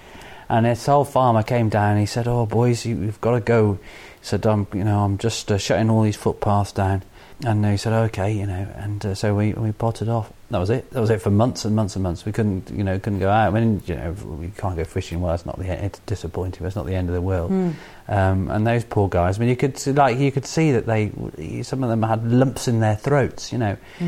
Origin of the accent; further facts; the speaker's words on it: United Kingdom; I don't mean to say Irish. I often say English. I'm British, you know, definitely.